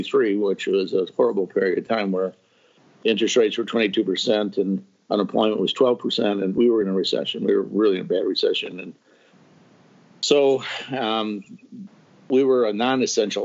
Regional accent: Chicago, Illinois, United States; moved away as an adult; now in Springfield, United States; I grew up in Chicago, and I worked for a Fortune 500 company

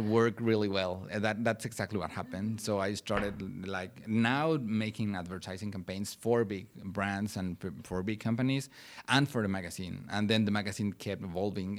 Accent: Puebla, Mexico; English is a second language; moved away as an adult; now in Oklahoma, United States; I grew up in Mexico. I'm from Mexico. Eh, my hometown is Puebla City.

